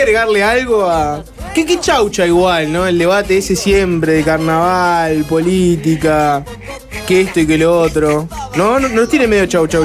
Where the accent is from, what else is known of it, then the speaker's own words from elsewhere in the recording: Uruguay; como uruguayos